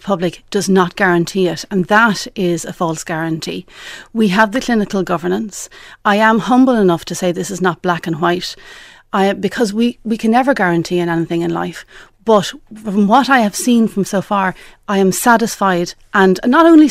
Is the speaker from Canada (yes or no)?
no; Ireland; as a clinician and as an Irish woman